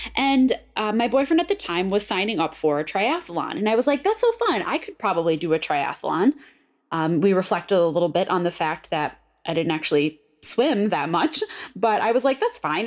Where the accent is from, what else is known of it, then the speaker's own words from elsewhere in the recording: Buffalo, New York, United States; I'm from Buffalo